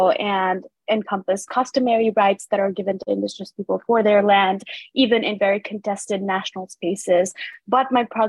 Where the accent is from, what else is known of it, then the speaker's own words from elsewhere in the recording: Nepal; moved away; my home country, Nepal